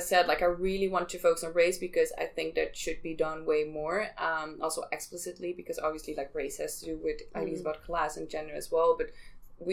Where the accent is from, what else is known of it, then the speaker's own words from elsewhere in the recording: Amsterdam, North Holland, Netherlands; I'm from Amsterdam